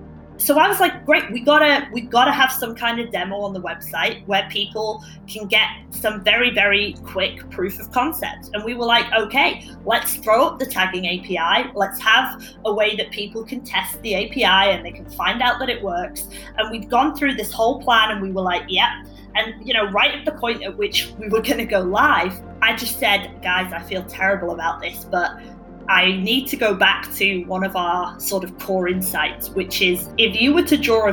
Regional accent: United Kingdom; You know, when I met my co-founder, we realized he's Swedish, I'm British, we're a similar age

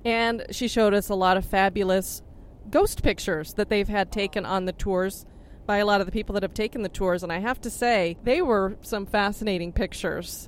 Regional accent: Florida, United States; And I come from Florida

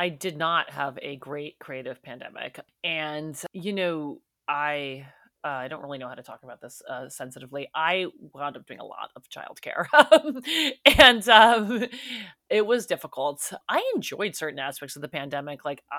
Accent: New York City, New York, United States; now in Los Angeles, United States; I grew up in New York City. People are eating outside in 50-degree weather.

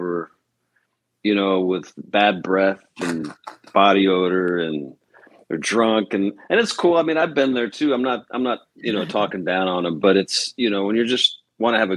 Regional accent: Kansas City, Missouri, United States; moved away; I'm from Kansas City originally, so I'm a huge Chiefs fan.

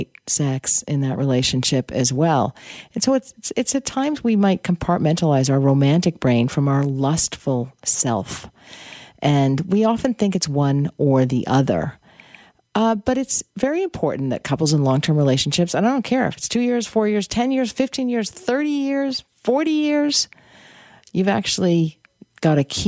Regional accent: United States; moved away; I'm American. And anyway, I have family back there.

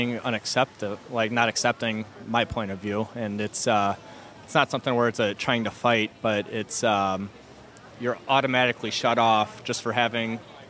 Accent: Chicago, Illinois, United States; I'm from Chicago.

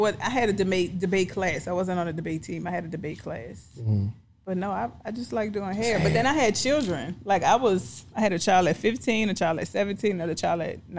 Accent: New Orleans, Louisiana, United States; New Orleans.

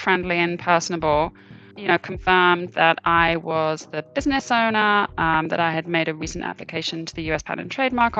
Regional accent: United Kingdom; now in Boston, United States; I am originally British.

